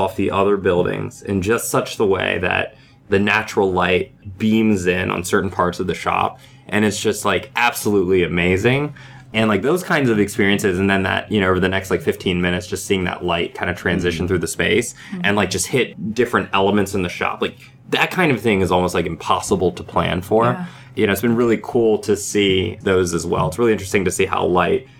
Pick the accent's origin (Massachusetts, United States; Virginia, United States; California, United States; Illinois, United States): Virginia, United States; We the team that started, we all met in Virginia, and we're from Virginia